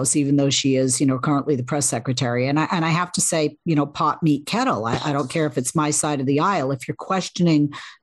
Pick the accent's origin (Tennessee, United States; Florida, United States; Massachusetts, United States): Massachusetts, United States; Boston; accent: Boston; My Boston accent